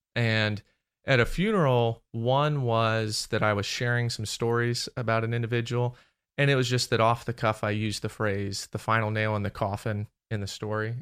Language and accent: English; Maryland, United States; moved away; I grew up in Maryland.